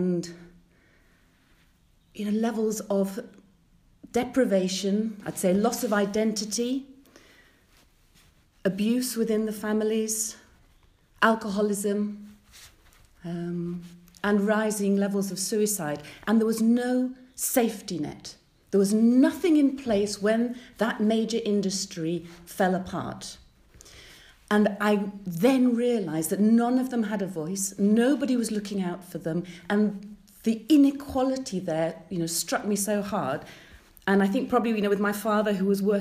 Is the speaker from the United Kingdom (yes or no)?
yes; Hull, Yorkshire and the Humber, United Kingdom; moved away; I grew up in East Yorkshire, in the city of Hull